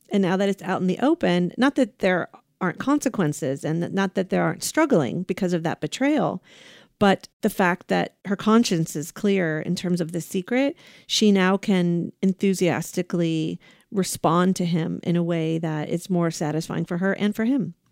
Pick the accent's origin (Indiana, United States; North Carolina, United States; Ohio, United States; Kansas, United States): Ohio, United States; now in California, United States; Ohio, my home state, Buckeyes